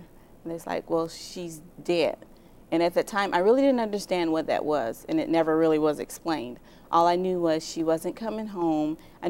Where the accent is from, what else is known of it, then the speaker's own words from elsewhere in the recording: Indiana, United States; also born or lived in Tennessee; I was born in Tennessee. {S0} Yeah. {S1} And we moved to Indiana.